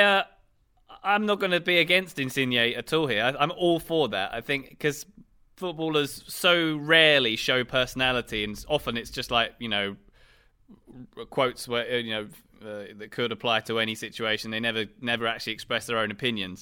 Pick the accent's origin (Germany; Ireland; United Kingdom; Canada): United Kingdom; England; as an English, so as a British taxpayer